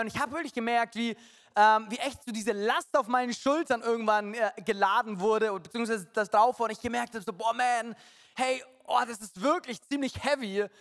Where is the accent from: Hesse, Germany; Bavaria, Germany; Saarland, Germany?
Bavaria, Germany; Munich; München äh, meine Heimat